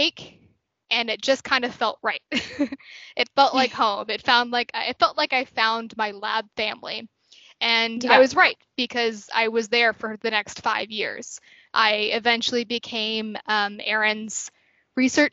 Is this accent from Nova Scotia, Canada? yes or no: yes; Halifax, Nova Scotia, Canada; I'm from Halifax, so Dal kind of felt like a natural choice for me